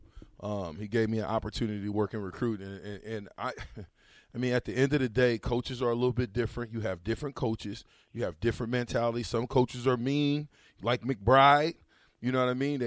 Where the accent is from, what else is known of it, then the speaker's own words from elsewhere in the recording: Nebraska, United States; also born or lived in Louisiana; I'm from Nebraska, but I'm also from Louisiana